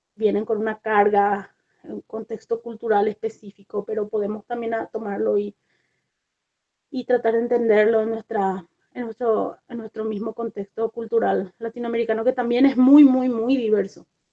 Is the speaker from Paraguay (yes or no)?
yes; Paraguay; moved away as an adult; also born or lived in Argentina; now in United States; yo soy originalmente de Paraguay, pero hace muchos años que vivo en los Estados Unidos